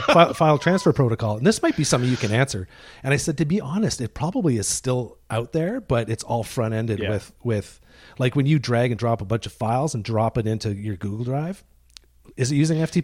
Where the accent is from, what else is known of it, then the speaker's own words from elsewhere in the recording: Deep River, Ontario, Canada; now in British Columbia, Canada; I grew up in Deep River, Ontario